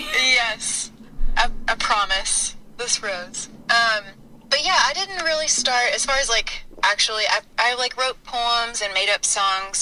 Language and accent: English; the South, United States; growing up in the South